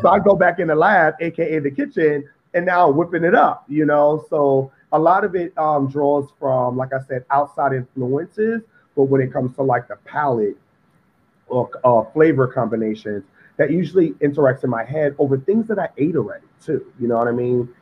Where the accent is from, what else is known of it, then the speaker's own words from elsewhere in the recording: New York City, New York, United States; Growing up in Harlem, I'm from Harlem, Sugar Hill, 148th and Convent